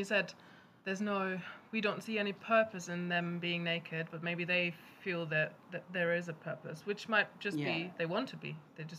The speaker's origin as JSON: {"language": "English", "country": "Germany", "tie": "born or raised there", "moved": "yes", "said": "I remember them from growing up in Germany"}